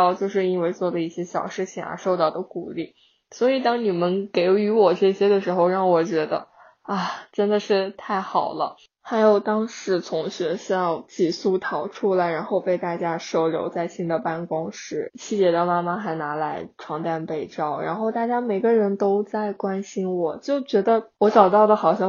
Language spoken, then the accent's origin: Chinese; Harbin, Heilongjiang, China; also born or lived in Beijing; now in Shenzhen, China; 在北京待了十年之后，工作调动到了深圳。我本人实现了从最北，因为我家乡是哈尔滨的，到最南的一个跨越。